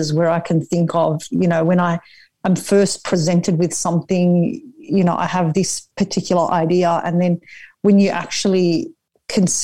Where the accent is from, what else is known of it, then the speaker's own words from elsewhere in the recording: Sydney, New South Wales, Australia; I'm from Western Sydney, and it's the area I consider to be home.